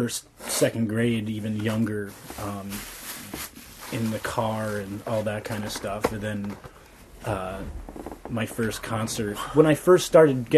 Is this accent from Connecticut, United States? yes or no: yes; Connecticut, United States; moved away; I grew up in Connecticut